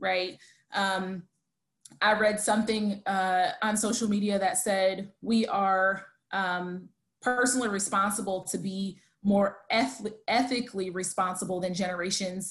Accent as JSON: {"language": "English", "country": "United States", "said": "I'm American."}